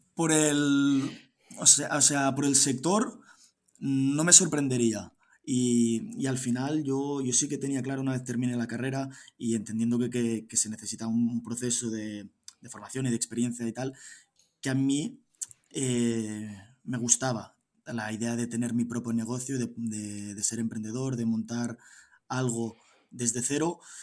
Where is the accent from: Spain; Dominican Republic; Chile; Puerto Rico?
Spain; Girona, Catalonia; yo soy de Girona, tengo 27 años